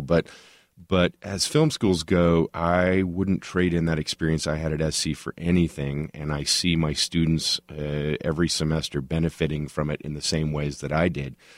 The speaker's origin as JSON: {"language": "English", "town": "Tulsa", "region": "Oklahoma", "country": "United States", "tie": "born or raised there", "moved": "as an adult", "lives_now": "Los Angeles, United States", "said": "I actually was born and raised in Tulsa, Oklahoma, but it will be thirty years next month in Los Angeles"}